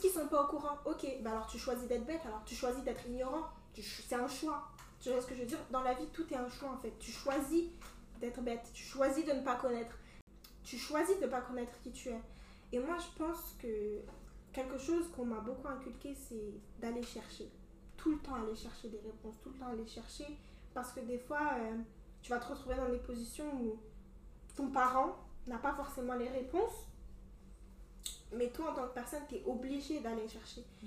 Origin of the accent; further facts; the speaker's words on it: Cameroon; accent: Cameroonian; je suis camerounaise